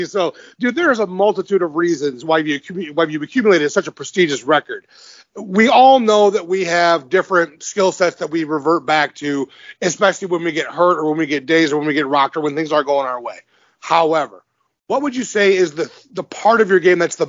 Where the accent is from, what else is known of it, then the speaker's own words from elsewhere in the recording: Detroit, Michigan, United States; I'm from Detroit.